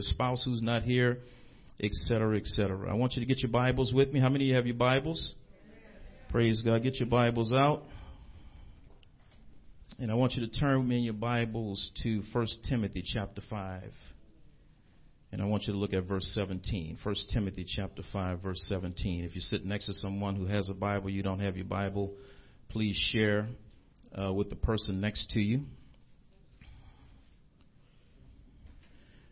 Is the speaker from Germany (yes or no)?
no; New Orleans, Louisiana, United States; I'm from an area called Carrollton. When I was growing up, we called it Nigger Town.